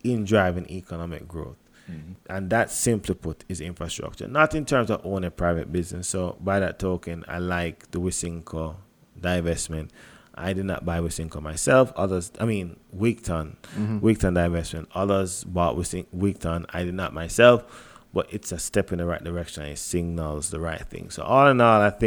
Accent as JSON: {"language": "English", "country": "Jamaica", "said": "as a Jamaican"}